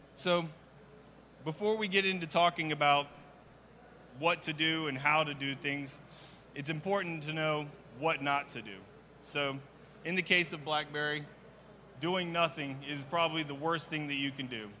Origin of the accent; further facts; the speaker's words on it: Kansas City, Missouri, United States; moved away as an adult; now in Dallas Fort Worth, United States; I'm originally from Kansas City